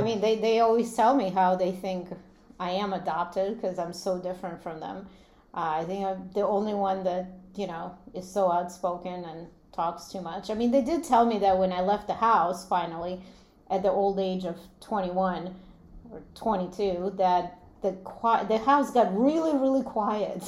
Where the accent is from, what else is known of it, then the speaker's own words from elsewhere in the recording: Latvia; moved away; I grew up in in Latvia, which was part of Soviet Union